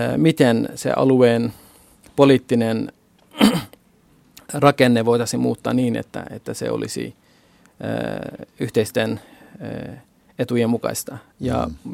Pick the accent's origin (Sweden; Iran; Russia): Iran; Urmia, West Azerbaijan; now in Finland; olen Itä-Kurdistanista, Urmian kaupungista ja Itä-Kurdistan on tällä hetkellä Iranin, eh, hallinnassa